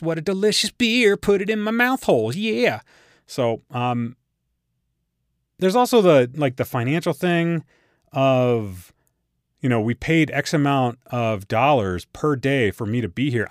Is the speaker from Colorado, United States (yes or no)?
yes; Colorado, United States; we're all from Colorado